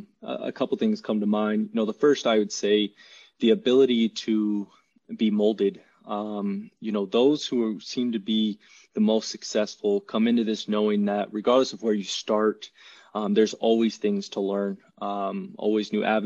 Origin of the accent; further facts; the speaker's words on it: Chattanooga, Tennessee, United States; also born or lived in California; A little background about me. I'm actually originally from California. A lot of people don't know that, but moved to Tennessee when I was, I think, 6 or 7. So at a young age, and actually spent most of my life in Chattanooga, Tennessee.